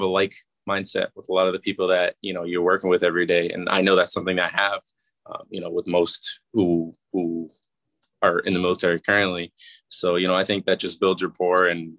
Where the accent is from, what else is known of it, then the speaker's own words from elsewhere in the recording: Massachusetts, United States; I'm from Massachusetts as well, and it's a 20-minute drive from where I grew up